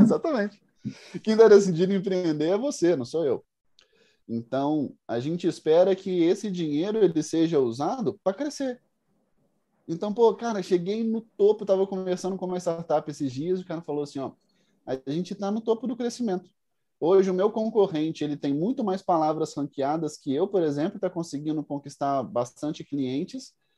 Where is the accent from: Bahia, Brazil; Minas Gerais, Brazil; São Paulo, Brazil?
Minas Gerais, Brazil; Carangola; also born or lived in Budapest, Hungary / Viçosa; sou mineiro, sou do interior de Minas, venho na cidade que chama Carangola, cidade pequenininha, 30 mil habitantes.